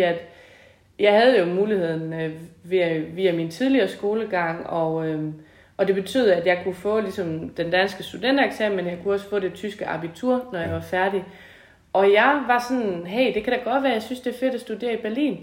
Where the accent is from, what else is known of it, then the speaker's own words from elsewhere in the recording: Tinglev, Southern Denmark, Denmark; also born or lived in Gårdeby; Jeg er fra Tinglev egen oprindeligt, og øh, opvokset på en gård